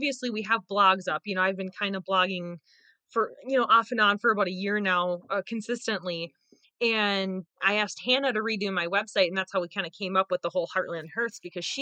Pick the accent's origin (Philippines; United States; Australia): United States; Mora, Minnesota; moved away as an adult; also born or lived in Western Wisconsin; now in Wisconsin, United States; I was born and raised in Northern Minnesota as well. Small town called Mora